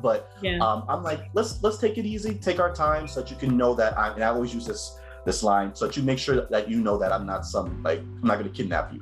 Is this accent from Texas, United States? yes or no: no; Cambridge, Massachusetts, United States; I was raised in Cambridge, Massachusetts, um, where I spent the most of my life